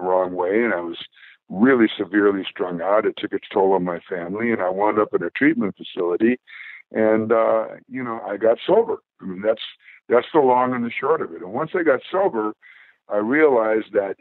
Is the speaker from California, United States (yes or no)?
yes; Bay Area, California, United States; we're from the Bay Area